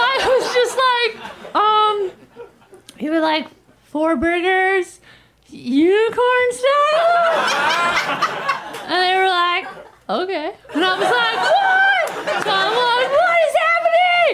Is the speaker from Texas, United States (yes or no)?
no; Minnesota, United States; moved away as an adult; now in Los Angeles, United States; I'm from Minnesota, but ever since living in LA, I try to be like, I'm an Angeleno